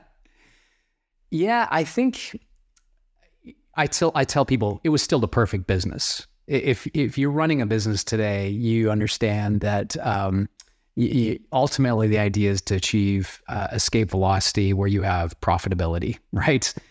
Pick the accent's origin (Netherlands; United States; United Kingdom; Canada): Canada; where I was born and raised in Canada um, is known for agriculture and oil.